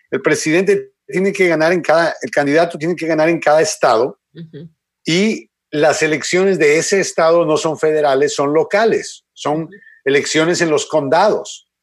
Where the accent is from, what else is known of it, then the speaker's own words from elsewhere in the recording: Guatemala; born there; yo no entiendo cómo alguien puede observar, en, ya sea de Guatemala, donde nací yo, ya sea en cualquier país en Latino y Suramérica que ha visto dictadores